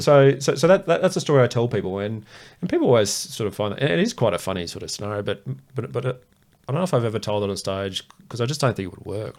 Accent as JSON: {"language": "English", "region": "Queensland", "country": "Australia", "tie": "born or raised there", "said": "I grew up in Queensland"}